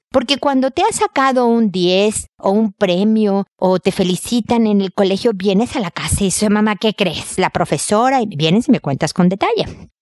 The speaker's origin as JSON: {"language": "Spanish", "country": "Mexico", "said": "como decimos en México"}